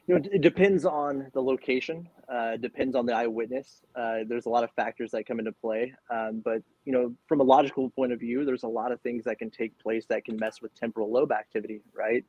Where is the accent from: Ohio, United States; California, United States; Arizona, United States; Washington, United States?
California, United States; I'm born and raised in California.